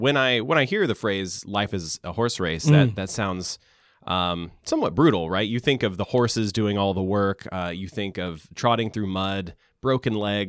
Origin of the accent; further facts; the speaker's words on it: the South, United States; Growing up in the South, there's a huge difference in what you're expected to wear and how you're expected to comport yourself